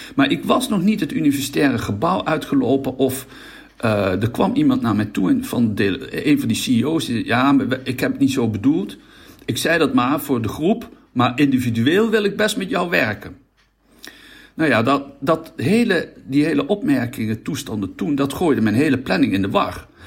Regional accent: Netherlands

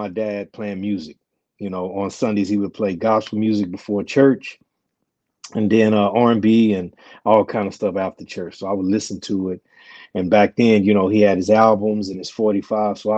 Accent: Beaumont, Texas, United States; moved away; also born or lived in Southern California; born and raised in Beaumont, Texas

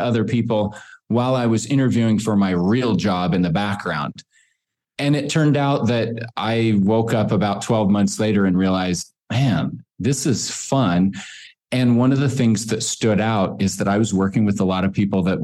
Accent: Boise, Idaho, United States; I grew up here in Boise

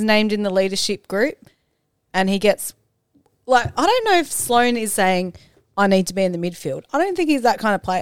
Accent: Morphettville, South Australia, Australia; I grew up in Morville

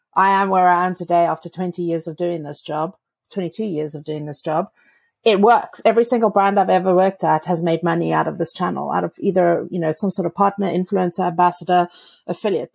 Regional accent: South Africa; I'm from South Africa where there is no snow

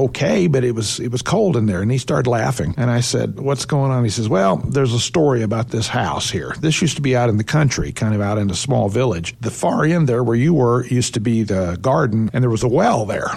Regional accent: Oklahoma City, Oklahoma, United States; also born or lived in Hawaii; I'm from Oklahoma City

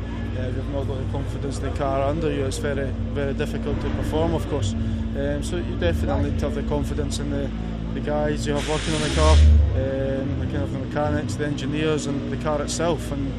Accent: Scotland, United Kingdom; Being Scottish

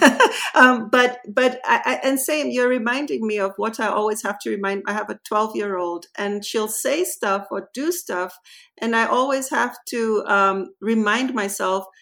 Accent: Nairobi, Kenya; moved away as an adult

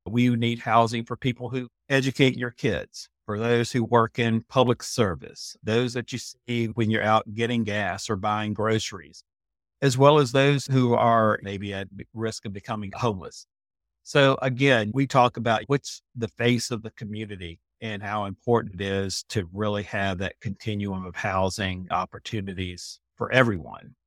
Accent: Lynchburg, Virginia, United States; moved away as an adult; also born or lived in Blacksburg, Virginia; I was born in Virginia, down in Central Virginia in the city of Lynchburg.

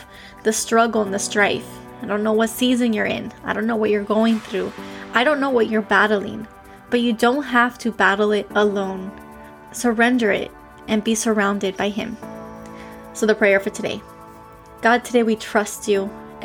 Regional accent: Miami, Florida, United States; I'm from Miami

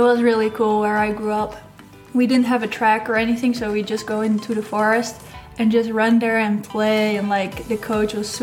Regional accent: Netherlands; also born or lived in Portland, Oregon; I'm from the Netherlands.

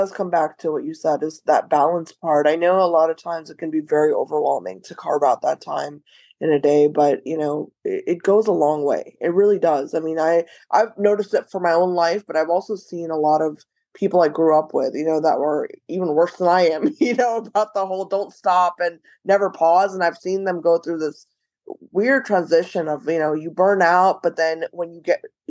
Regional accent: United States; I remember growing up in the West in America

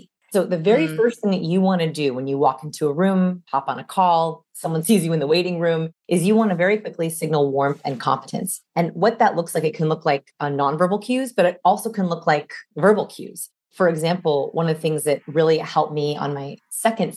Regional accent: Los Angeles, California, United States; I'm from Los Angeles.

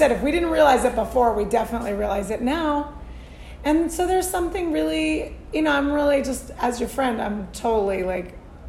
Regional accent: Tucson, Arizona, United States; From my hometown, Tucson, Arizona.

